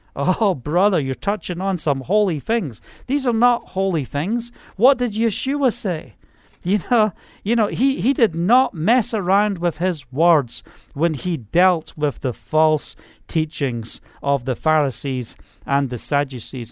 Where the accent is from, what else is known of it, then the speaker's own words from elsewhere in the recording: Scotland, United Kingdom; moved away; I'm from Scotland